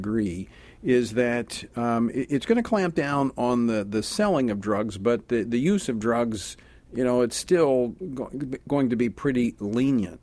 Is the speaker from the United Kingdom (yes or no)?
no; Louisiana, United States; when I was in the legislature in my home state of Louisiana